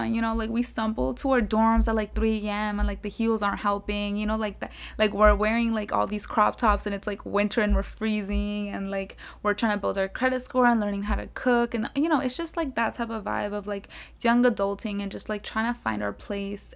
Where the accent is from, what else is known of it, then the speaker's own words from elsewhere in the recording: South Florida, United States; moved away as an adult; also born or lived in Pasto, Colombia; now in Tallahassee, United States; I was born in Pasto, Colombia, and then I came to the U S when I was one year old. So, from then, I grew up in South Florida.